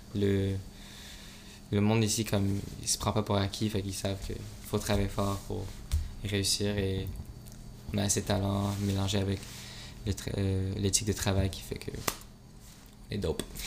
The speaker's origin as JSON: {"language": "French", "town": "Montreal", "region": "Quebec", "country": "Canada", "said": "tu viens d'où Je dis Montréal."}